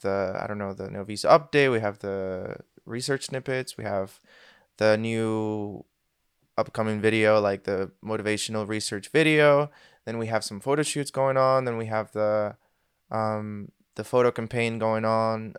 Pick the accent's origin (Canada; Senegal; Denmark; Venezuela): Venezuela; moved away as an adult; now in Switzerland; I am actually from Venezuela, if anybody knows where that is. And uh, I moved out of there when I was 19 straight to Switzerland